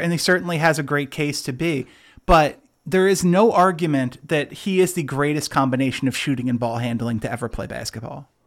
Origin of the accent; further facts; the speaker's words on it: California, United States; I was born in California